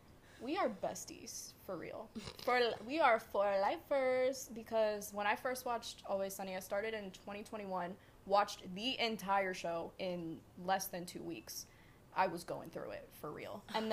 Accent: the South, United States; I am from the South, so.

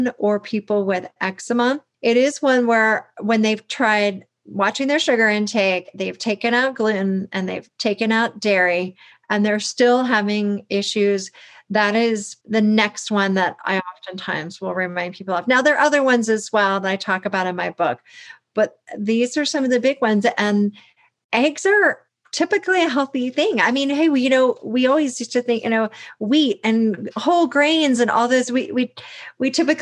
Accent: the South, United States; I grew up in the South

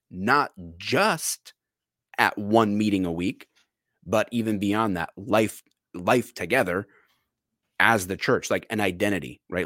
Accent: Detroit, Michigan, United States; I'm from the Metro Detroit area

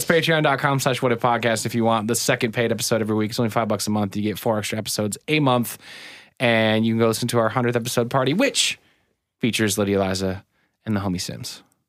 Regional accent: Dalby, Isle of Man; Oh, I love me some Dalby. I was raised in Dalby.

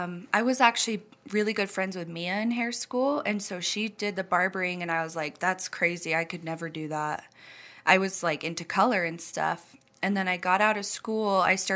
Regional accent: Rexburg, Idaho, United States; Yeah, we're both from Rexburg.

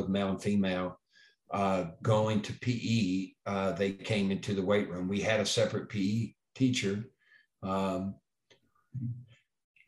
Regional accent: Springfield, Tennessee, United States; moved away; I'm originally from Springfield, Tennessee, small farming community in Middle Tennessee

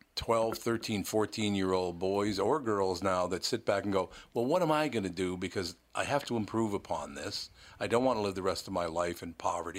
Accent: Minneapolis, Minnesota, United States; when I was a young child, I grew up in North Minneapolis, a very poor kid.

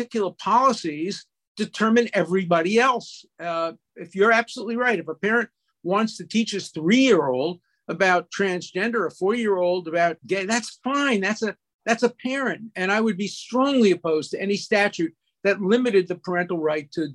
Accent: New York City, New York, United States; I had a good youth in Borough Park in Brooklyn.

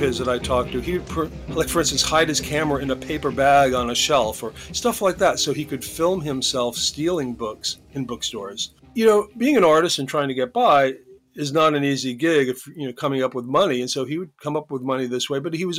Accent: Newport, Rhode Island, United States; moved away; also born or lived in New York City; I grew up in Newport.

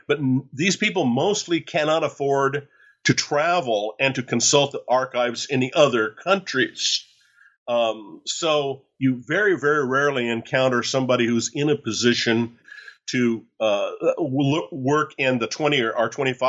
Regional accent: San Diego, California, United States; born there; I was born in San Diego, spent a lot of time in Latin America and Central America and in Mexico and down in Paraguay and Argentina over the years.

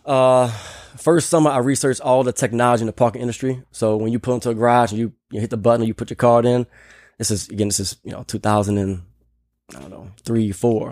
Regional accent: New Orleans, Louisiana, United States; moved away as an adult; also born or lived in Nashville / Philadelphia; now in Austin, United States; hometown is New Orleans, Louisiana. So, I'm proud New Orleanian. Uh, Grew up in the city

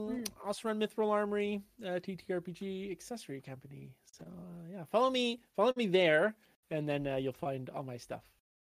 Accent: Canada; I'm from Canada.

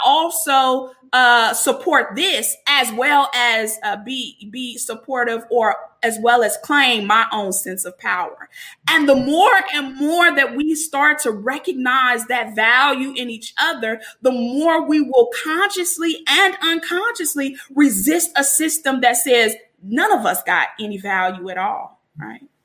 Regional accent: Chicago, Illinois, United States; I'm from Chicago

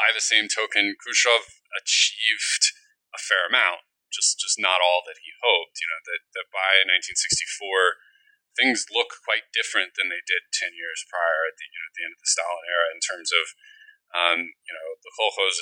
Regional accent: Midwest, United States; now in Rhode Island, United States; growing up in the Midwest

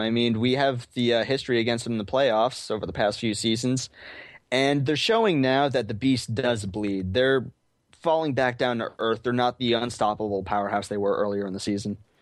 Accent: Arizona, United States; I'm, uh, from Arizona, born and raised, never been anywhere else

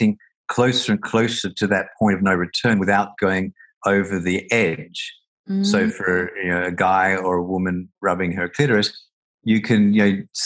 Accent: Australia; I grew up in Australia, and you know, a very homophobic country

